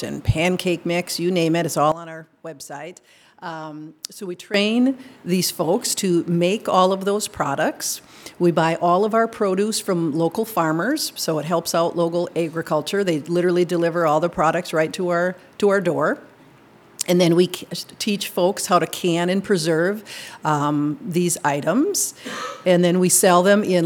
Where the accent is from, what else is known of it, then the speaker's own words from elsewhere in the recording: Minnesota, United States; moved away as an adult; now in Madison, United States; I'm from Minnesota. I came to Madison to go to grad school